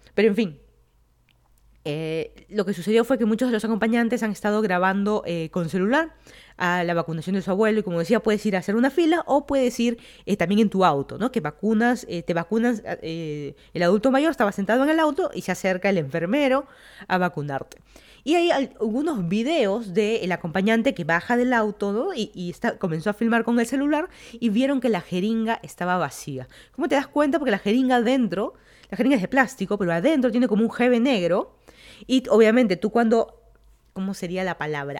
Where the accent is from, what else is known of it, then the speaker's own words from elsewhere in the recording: Lima, Peru; moved away as an adult; also born or lived in Miami, United States / Virginia, United States; now in Fairfax County, Virginia, United States; yo soy de Lima, Perú, me mudé a Estados Unidos ya hace más de cuatro años